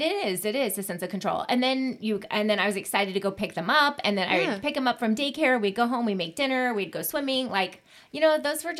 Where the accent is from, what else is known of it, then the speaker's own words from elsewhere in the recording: Washington, United States; moved away as an adult; also born or lived in Arizona; when I went home to Washington, my mom picked me up at the airport.